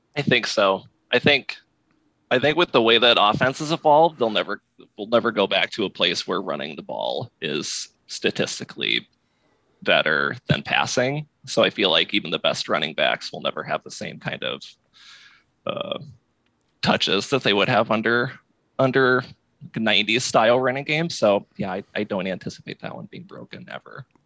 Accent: Iowa, United States; now in Alexandria, Virginia, United States; I grew up in Iowa

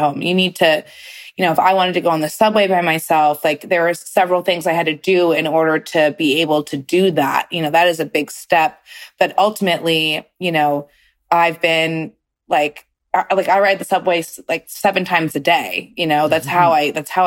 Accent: New York City, New York, United States; New York, growing up in the city

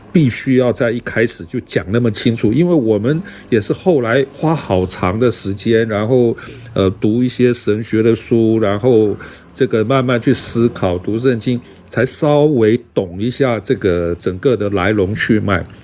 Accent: Taiwan; 我们一个， 啊， 在台湾长大受教育的人

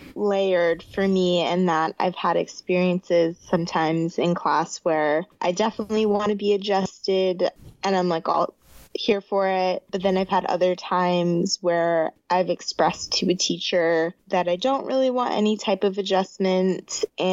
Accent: New York, United States; also born or lived in Zimbabwe; So I was born in Zimbabwe and I left there when I was 2.5. And then we've lived in a bunch of different places, but starting at age like 11, I grew up in upstate New York

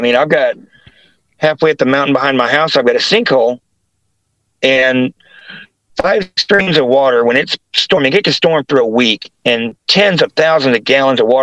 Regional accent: West Virginia, United States; moved away; also born or lived in Ohio / Greer, South Carolina / Newark, Ohio; that was in Logan, West Virginia, before we moved to Kanawha City

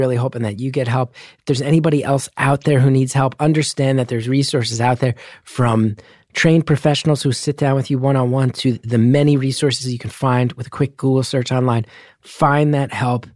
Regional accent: New Jersey, United States; moved away; growing up in New Jersey

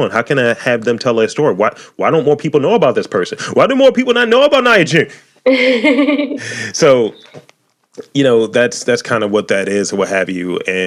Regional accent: Baltimore, Maryland, United States; I'm from East Baltimore.

